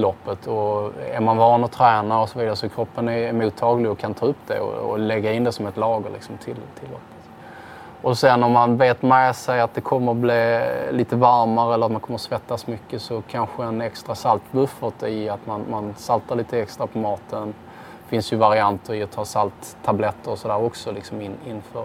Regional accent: Sweden; som svensk

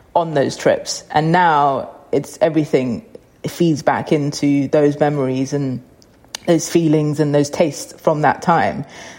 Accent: London, United Kingdom; growing up in North London in a Cypriot household

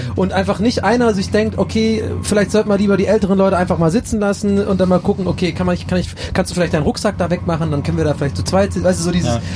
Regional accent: Ireland; now in Germany; wir Iren

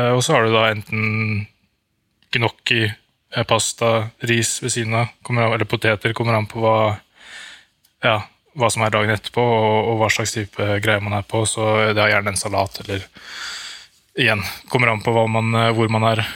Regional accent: Norway; moved away as an adult; now in Andorra

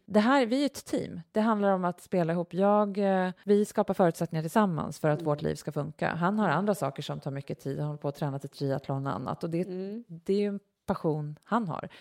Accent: Uppsala, Uppsala County, Sweden; also born or lived in Knivsta; vi flyttade från Uppsala till Knivsta

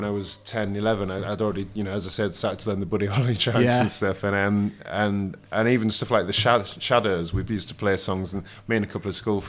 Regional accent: Bridlington, Yorkshire and the Humber, United Kingdom; I'm from Bridlington, I'm from Yorkshire.

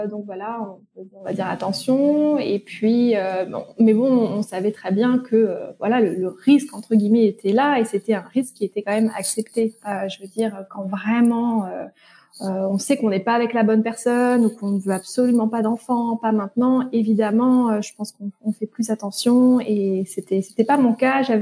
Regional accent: eastern France, France; j'ai 32 euh, ans. Je suis euh, la maman d'une petite fille de 3 ans et demi. Je suis originaire de l'Est de la France, mais j'ai vécu un peu partout, partout en France, partout dans le monde.

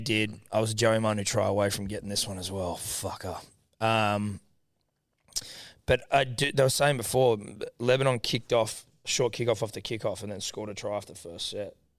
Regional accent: Australia; I'm Australian

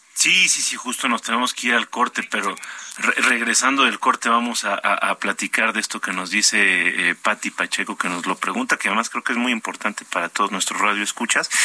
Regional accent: northern Mexico, Mexico; moved away; yo soy norteño

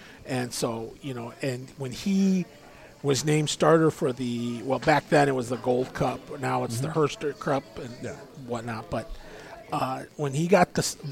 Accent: Midwest, United States; I'm from the Midwest

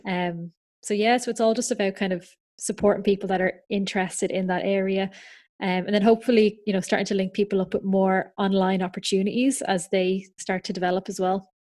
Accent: Ireland; now in United Kingdom; I'm from Ireland, um, so I'm registered in Ireland as well as in the U K. I currently live over in the U K

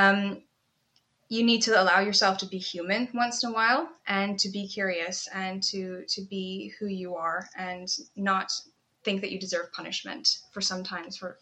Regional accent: Canada; now in United Kingdom; I'm Canadian

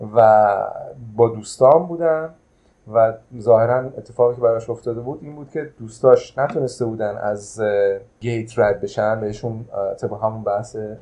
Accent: Iran; ما ایرانی هستیم

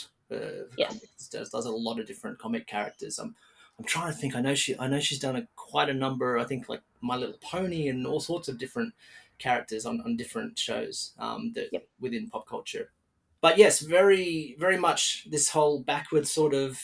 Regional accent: Australia; accent: Australian; My Australian accent

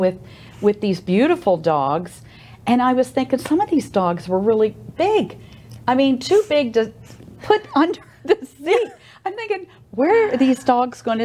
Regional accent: United States; now in Oldsmar, United States; I'm from the Maryland, Washington D.C. area in Virginia, and I get to see my family

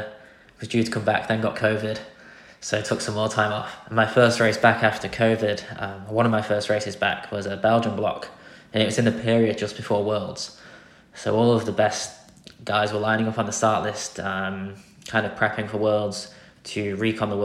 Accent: Grimsby, Yorkshire and the Humber, United Kingdom; for me in Grimsby, it's about an 8-hour drive to Flanders

